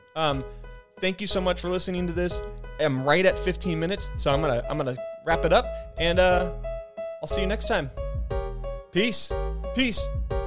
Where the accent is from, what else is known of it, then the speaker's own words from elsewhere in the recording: Spokane, Washington, United States; I'm from Spokane